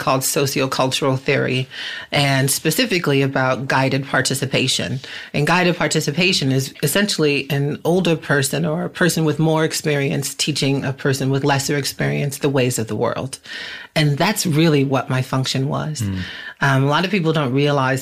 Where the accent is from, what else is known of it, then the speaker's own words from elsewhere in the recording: Boston, Massachusetts, United States; moved away as an adult; now in Los Angeles, United States; I hail from Boston, Massachusetts